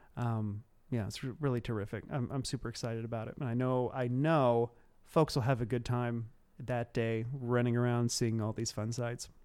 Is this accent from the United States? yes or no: yes; Cumberland County, Illinois, United States; moved away; I am from the, uh, the backwoods of Cumberland County, Illinois. I actually grew up between two small towns, uh, and they are Neoga and Toledo.